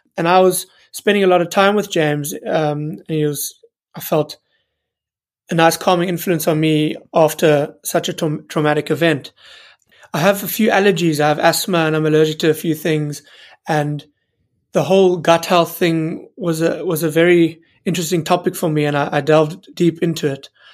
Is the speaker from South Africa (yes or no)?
yes; South Africa; moved away as an adult; also born or lived in United Kingdom (birthplace) / Newcastle; When I moved back from Newcastle and, and moved back to South Africa